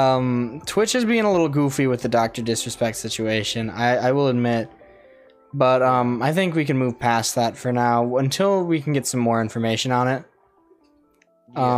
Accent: United States; we're American

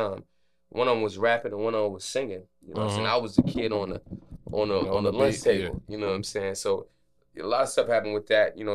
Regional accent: Durham, North Carolina, United States; I'm from North Carolina, Durham

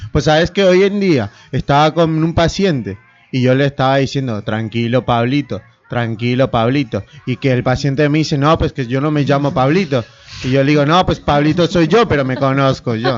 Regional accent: Peru; now in Buenos Aires, Argentina; El peruano que vive en Once

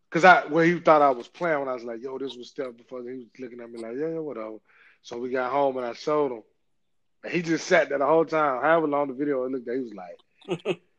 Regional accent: Georgia, United States; I'm from Georgia. Of course, I, the Superstation. You got to watch. Got to watch the Hawks.

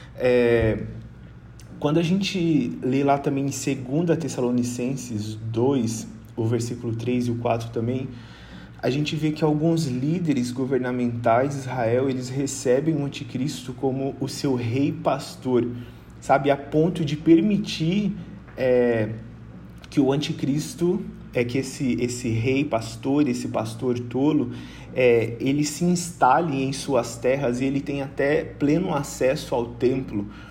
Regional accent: Rondônia, Brazil; moved away as an adult; now in Vitória, Brazil; Eu sou de Rondônia, mas eu moro aqui em Vitória há quase cinco anos.

